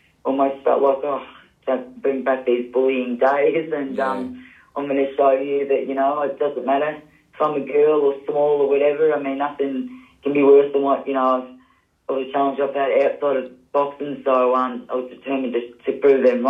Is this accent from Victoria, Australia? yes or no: yes; Melbourne, Victoria, Australia; I grew up in Yarraville, the western suburbs